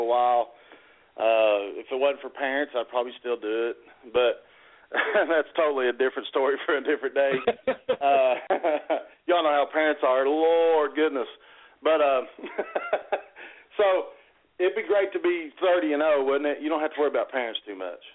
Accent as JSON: {"language": "English", "town": "Pikeville", "region": "Kentucky", "country": "United States", "tie": "born or raised there", "moved": "as an adult", "lives_now": "Morehead, United States", "said": "I'm from Pikeville in the 15th region"}